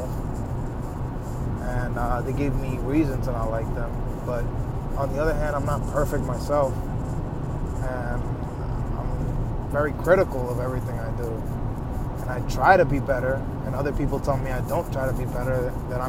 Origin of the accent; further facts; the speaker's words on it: New York, United States; I'm from New York